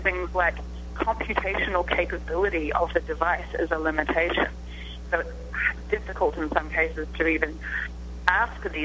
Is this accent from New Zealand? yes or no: yes; New Zealand; moved away; You can probably tell from my accent. I come from a small country called New Zealand. Here I am on the other side of the world